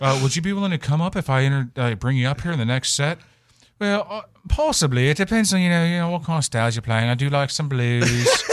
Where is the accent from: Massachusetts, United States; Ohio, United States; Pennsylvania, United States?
Pennsylvania, United States; Western; now in Florida, United States; I'm from Western P